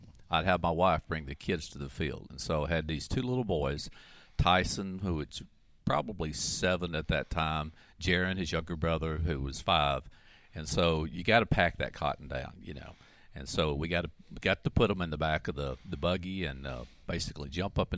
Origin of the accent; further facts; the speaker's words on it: Alabama, United States; moved away as an adult; also born or lived in Mississippi / Arkansas; now in Oklahoma, United States; I'm native Alabamian